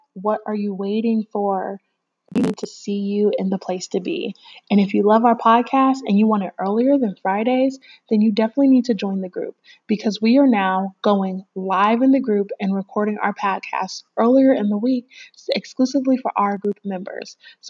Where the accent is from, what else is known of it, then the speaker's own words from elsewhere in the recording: California, United States; born there; your girl was born in San Bernardino County. So let's just throw that out there. Okay. That my home state, I don't know if I have a home state because my dad was military, but my home state